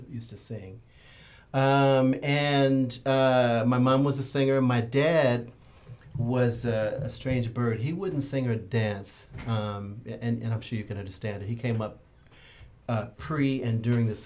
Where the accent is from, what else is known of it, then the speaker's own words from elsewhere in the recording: Santa Monica, California, United States; I was born in Santa Monica